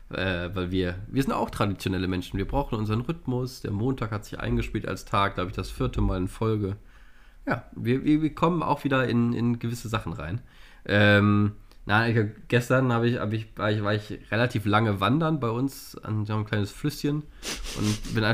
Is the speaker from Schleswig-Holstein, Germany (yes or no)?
no; North Rhine-Westphalia, Germany; Ich ja als Rheinländer schon ein bisschen. Und äh, in Gladbach ist es ja immer so, dass der große Zug Veilchen Dienstag ist.